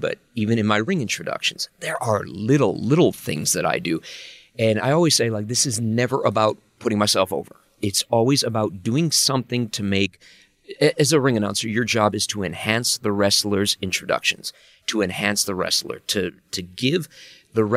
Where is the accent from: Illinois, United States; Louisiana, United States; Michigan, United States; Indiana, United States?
Illinois, United States; Chicago; I grew up in Chicago